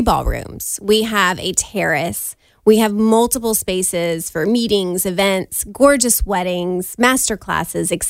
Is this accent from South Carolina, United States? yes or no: yes; Beaufort, South Carolina, United States; now in Charleston, United States; I'm from Beaufort, South Carolina